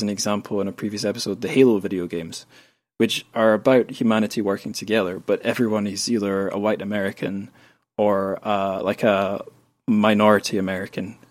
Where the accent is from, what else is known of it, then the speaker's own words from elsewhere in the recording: Scotland, United Kingdom; where I grew up in Scotland